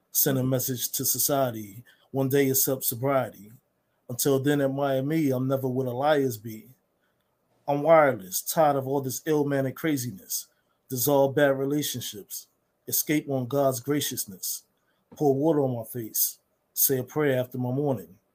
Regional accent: Harlem, New York, United States; I recently live in uh, South Jersey. I'm originally from Harlem, New York.

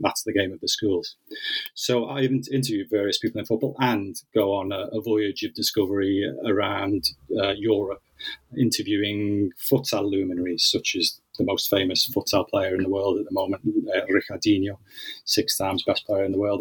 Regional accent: Liverpool, North West England, United Kingdom; growing up in Liverpool, um, in the northwest of England.

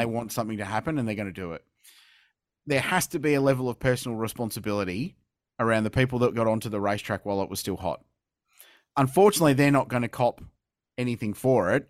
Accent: Adelaide, South Australia, Australia; I grew up watching here in Adelaide in in the 90s

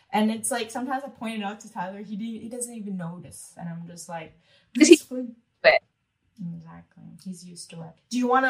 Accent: Macau; trying to tell them I'm from Macao, it's in China, I speak Cantonese

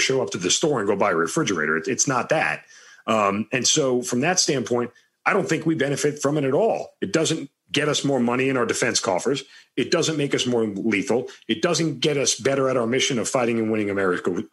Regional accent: Long Island, New York, United States; I'm from Long Island, and that's where I grew up.

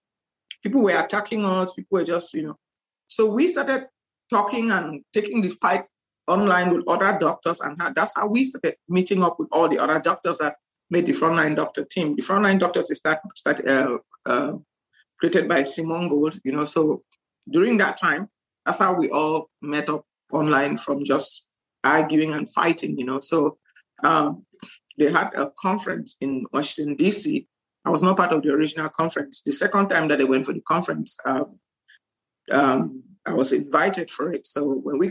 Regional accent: Cameroon; also born or lived in Nigeria / Louisiana, United States; now in Houston, United States; I'm from Cameroon originally

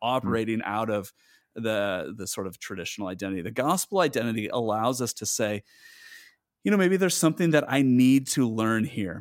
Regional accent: United States; moved away; as an American

